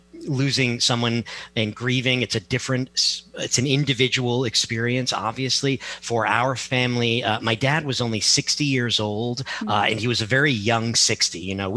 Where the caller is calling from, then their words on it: Milford, Connecticut, United States; I am in Connecticut. Milford, Connecticut.